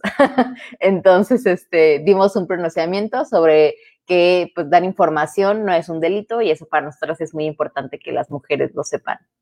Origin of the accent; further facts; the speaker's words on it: Tabasco, Mexico; now in Nuevo León, Mexico; yo soy de Tabasco, digo, ya vivo en Nuevo León desde hace varios años